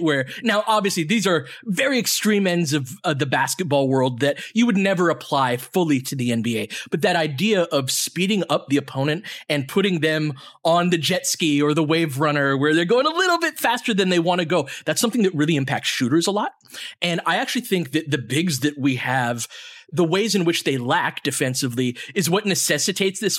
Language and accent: English; Littlerock, California, United States; I grew up in Little Rock, California, which is in the Antelope Valley